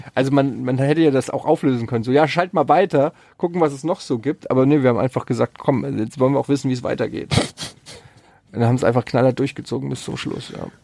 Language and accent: German; Frankfurt am Main, Hesse, Germany; ich habe früher als Kind auf dem Öderwegstraßenfest, äh, wer es noch kennt, in Frankfurt habe ich immer so äh, Kinderflohmarktmäßig